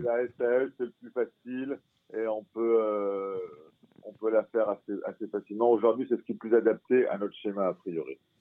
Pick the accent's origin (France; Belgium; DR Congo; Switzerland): France; moi je suis français